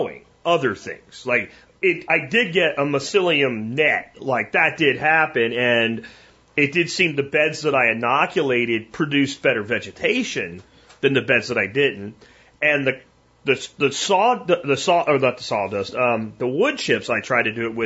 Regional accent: Pennsylvania, United States; now in Texas, United States; I grew up in Pennsylvania

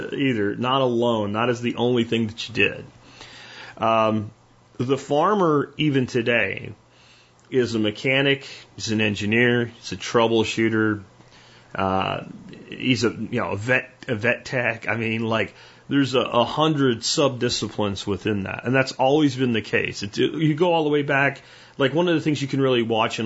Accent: United States; this is my lineage as an American

